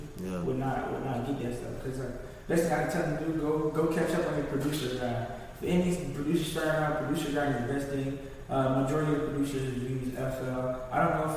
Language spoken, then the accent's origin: English; Florida, United States; my hometown, which is Florida